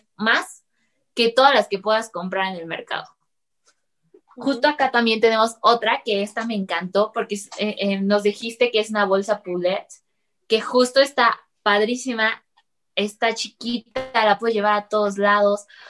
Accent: Mexico; como mexicano

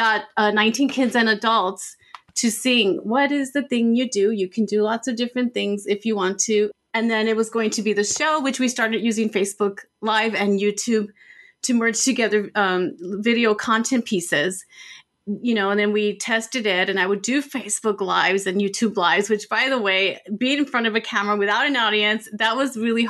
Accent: El Paso, Texas, United States; my hometown in El Paso, Texas

